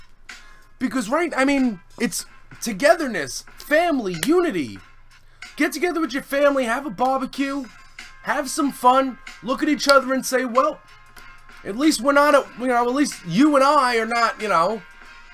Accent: United States; I'm very ashamed to be... from this country

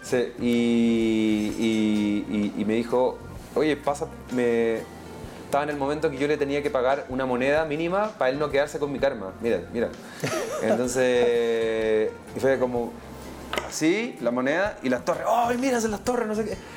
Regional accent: Chile; nos clasifica como chilenos, chilenas y latinoamericanos

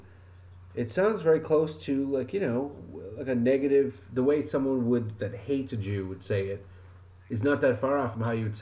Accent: Wyoming, United States; Yeah, I mean, I'm from Wyoming. I'm from Wyoming, and we used to just fucking smash beer bottles over their heads

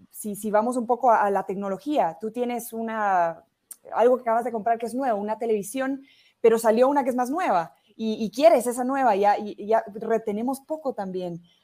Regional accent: Guatemala; also born or lived in Barcelona, Spain; graduarme en mi país, en Guatemala

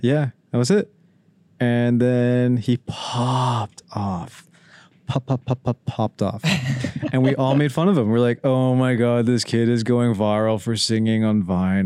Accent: Pickering, Ontario, Canada; We're from Pickering

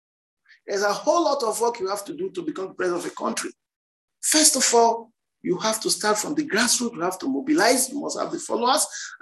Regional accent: Nigeria; It is our time as Nigerian citizens

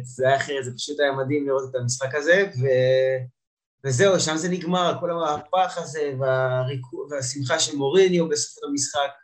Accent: Ge'alim, Central District, Israel; now in Giv'at Shmuel, Israel; אני מאזור אה, לב השרון, גדלתי במושב גאולים, היום אני אה, גר עם אשתי בגבעת שמואל

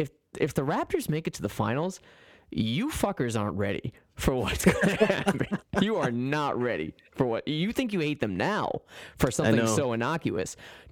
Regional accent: United States; as an American hearing this or reading this rather.

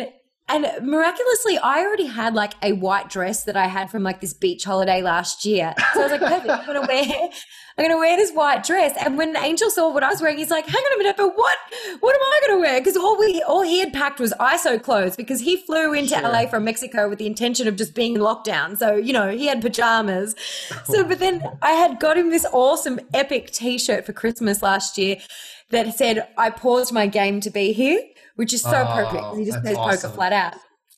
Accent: Ireland; born there; I was born in Ireland. So my extended family's in Ireland. And then my family and all my best friends are in Australia.

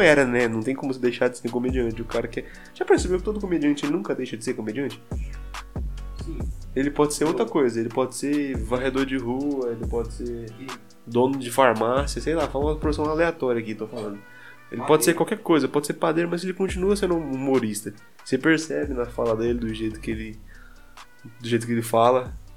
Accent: Brazil; accent: interior; eu tenho sotaque ainda de, de interior

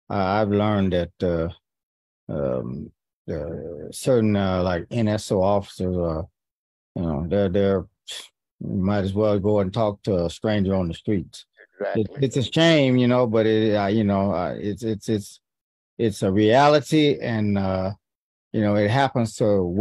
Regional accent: Arkansas, United States; now in California, United States; I come from Arkansas, you know, I come from a country family, and and uh, you know my, my, father was military, but you know I still I, I lived on the farm, drove tractors, and all of that stuff.

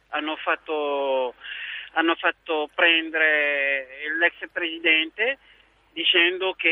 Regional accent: Côte d’Ivoire; now in Bergamo, Italy; mi ricordo il mio paese, vi ricordate la Costa d'Avorio?

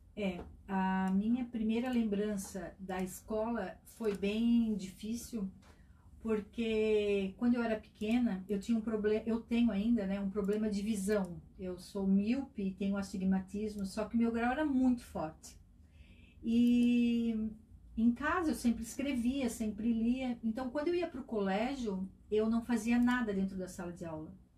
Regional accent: Itajaí, Santa Catarina, Brazil; also born or lived in Tijucas; E eu nasci lá e com um mês eu já estava em Itajaí, né? Sou cidadã de coração de Itajaí

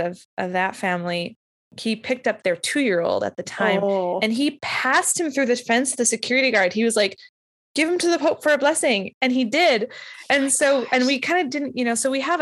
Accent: Winnipeg, Manitoba, Canada; I grew up in Winnipeg

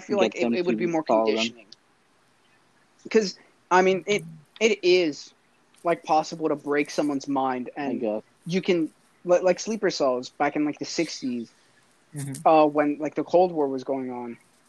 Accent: Michoacán, Mexico; I'm from Michoacán.

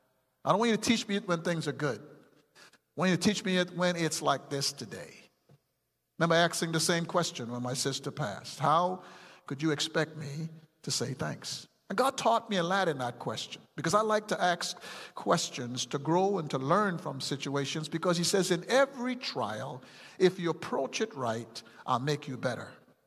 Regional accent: Texas, United States; I'm going to be at all those things because I am a Texan. You don't have to win to be a Texan. I'm a Texan.

